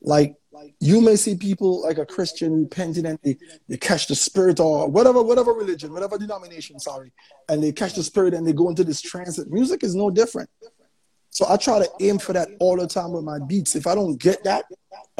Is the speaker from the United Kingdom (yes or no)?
no; St. Vincent & Grenadines; I'm from St. Vincent and the Grenadines